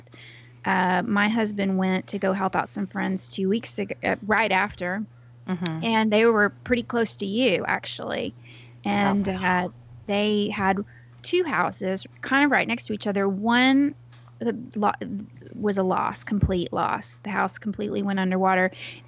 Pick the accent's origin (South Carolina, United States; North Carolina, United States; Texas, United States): Texas, United States; near Houston; That's where I was born in downtown Houston, but I moved to my hometown. I think my parents moved there when I was a week old. And so I lived there until I graduated from high school and went to college.